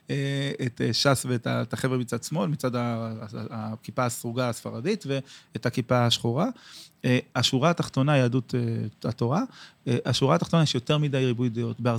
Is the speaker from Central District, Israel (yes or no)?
yes; Or Yehuda, Central District, Israel; אני גדלתי באור יהודה בשפרינצק, כן.